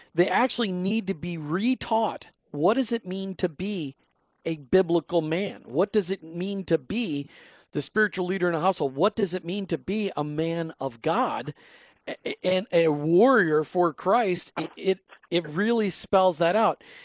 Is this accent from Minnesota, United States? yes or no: yes; Minnesota, United States; accent: Minnesota; my Minnesota accent coming out there